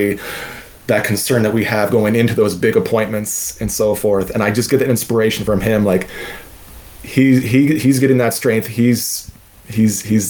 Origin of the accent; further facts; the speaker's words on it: Southern Maryland, United States; I'm from Southern Maryland. We don't have elevation